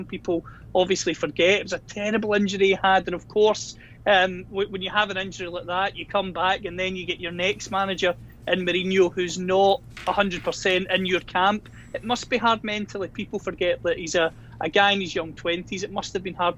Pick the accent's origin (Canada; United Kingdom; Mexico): United Kingdom; Scotland; judging by my accent, I'm from Scotland